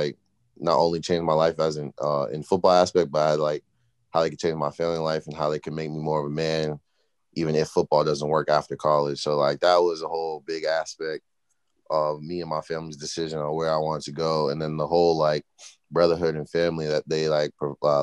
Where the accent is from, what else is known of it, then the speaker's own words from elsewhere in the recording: Massachusetts, United States; moved away as an adult; I'm from Massachusetts